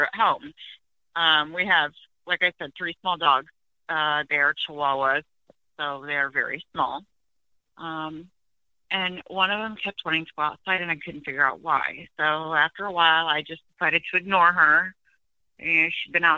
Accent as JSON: {"language": "English", "region": "Iowa", "country": "United States", "said": "I'm from Iowa"}